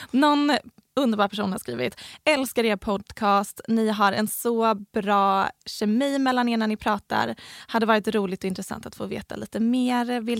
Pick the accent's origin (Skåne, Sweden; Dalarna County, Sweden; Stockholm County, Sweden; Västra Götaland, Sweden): Skåne, Sweden; Helsingborg; Vi, vi kommer båda från Helsingborg.